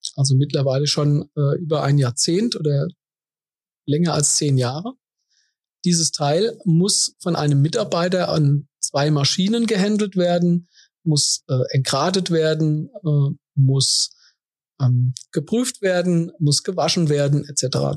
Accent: Kaiserslautern, Rhineland-Palatinate, Germany; Ich bin gebürtiger Kaiserslauterer

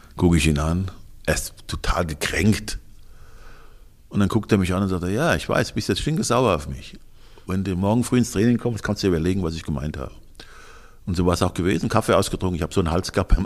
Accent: Offenbach am Main, Hesse, Germany; moved away as an adult; also born or lived in Osnabrück / Munich / Hamburg / Cologne; now in Inning am Ammersee, Germany; ich bin 1954 in Offenbach am Main geboren, habe einen Vater, der dunkelhäutig ist, also Amerikaner GI, bin da zur Schule gegangen

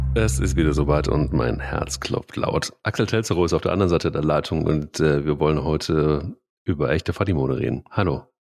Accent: Dillenburg, Hesse, Germany; bin ich denn irgendwie in Dillenburg aufgewachsen, im Westerwald

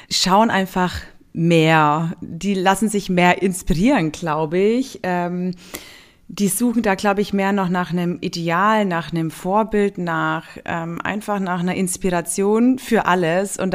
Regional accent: Günzburg, Bavaria, Germany; also born or lived in Niederstotzingen, Germany; Aufgewachsen und geboren in Günzburg Günzburg. Ähm, und dann sind wir aber auch umgezogen aufs, in eine kleinere Stadt.

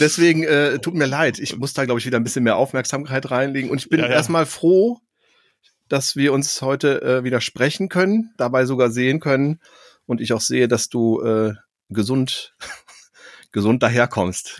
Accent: Cologne, North Rhine-Westphalia, Germany; für mich als Kölner

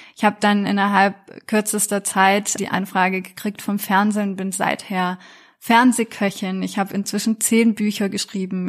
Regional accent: France; now in Germany; Ich bin in Frankreich aufgewachsen

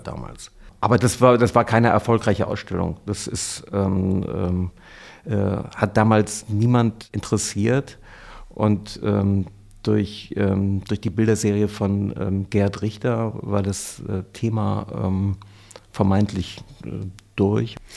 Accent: Cologne, North Rhine-Westphalia, Germany; als geborener Kölner

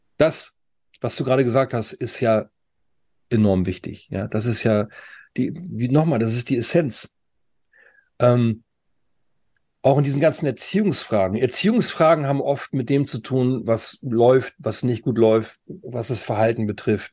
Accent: Germany; Bei uns in Deutschland

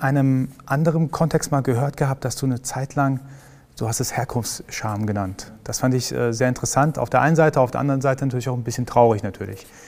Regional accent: Iran; now in Germany; ich komme aus dem Iran

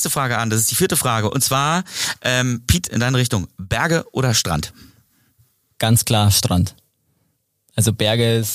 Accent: Northern Germany, Germany; als Norddeutscher, als Norddeutscher, ich komme aus

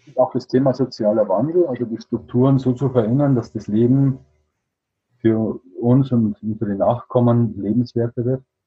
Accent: Regensburg, Bavaria, Germany; also hier in Bayern, ich komme aus Regensburg

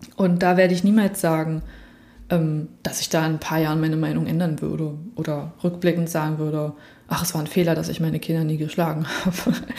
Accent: Berlin, Germany; war es absolut ruhig damals in Prenzlberg, im Prenzlauberg, also wo ich aufgewachsen bin

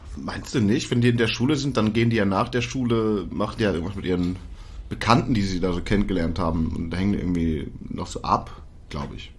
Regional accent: Germany; als Deutscher

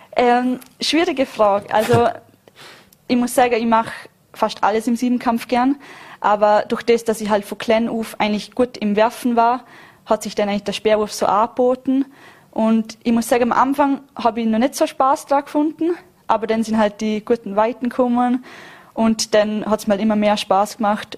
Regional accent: Vorarlberg, Austria; als Vorarlbergerin

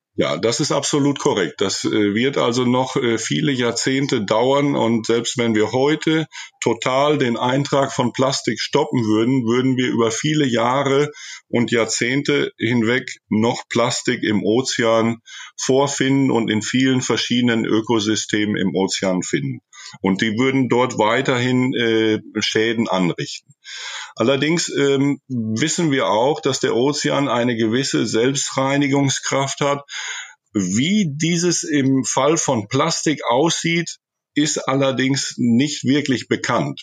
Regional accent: Germany; moved away as an adult; now in Chile; an meine Jugend in Deutschland, an meine Kindheit in Deutschland.

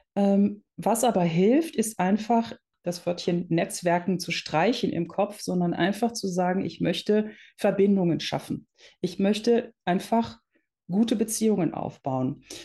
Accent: Netherlands; now in Germany; ich bin gebürtige Niederländerin und wir sind irgendwann nach Deutschland gezogen

